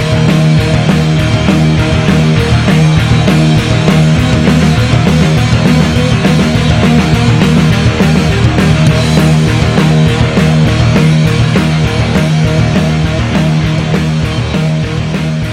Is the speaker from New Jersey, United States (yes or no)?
yes; New Jersey, United States; we're both from the Garden State of New Jersey